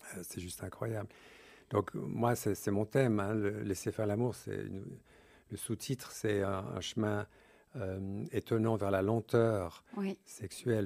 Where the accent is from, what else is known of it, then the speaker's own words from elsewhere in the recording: Switzerland; je suis né en Suisse de deux parents anglais